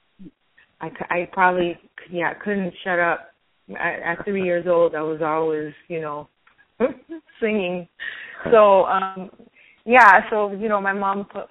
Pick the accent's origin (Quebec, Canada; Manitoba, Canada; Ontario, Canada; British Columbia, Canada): Quebec, Canada; Montreal; also born or lived in Florida; now in Los Angeles, United States; Originally born and raised in Montreal. I lived in Florida for a long while, and now we've been living in L.A. for 7 years